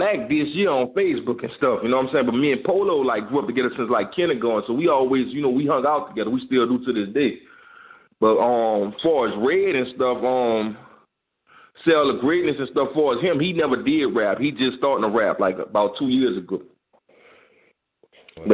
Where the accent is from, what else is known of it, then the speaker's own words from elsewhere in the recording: New Orleans, Louisiana, United States; now in Houston, United States; Man, I was born in New Orleans, Louisiana. You know, I came to Houston right after Katrina. But I also go back and forth. I go home like twice a month. You know, I can't forget where I come from, man.